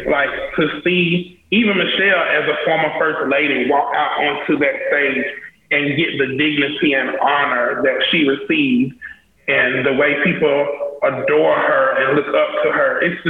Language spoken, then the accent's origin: English; South Carolina, United States; I never even considered, like, I'm from South Carolina, why would I show in Paris? It's just not. Mm-hmm. It just, I'm American.